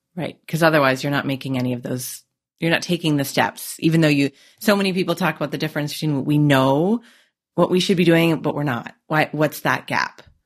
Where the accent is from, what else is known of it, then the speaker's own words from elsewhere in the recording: Canada; I'm Canadian